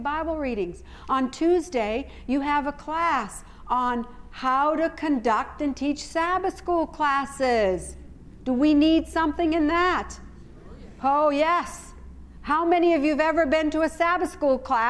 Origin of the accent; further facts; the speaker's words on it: United States; I know I'm not an Australian, and I know my accent gives me away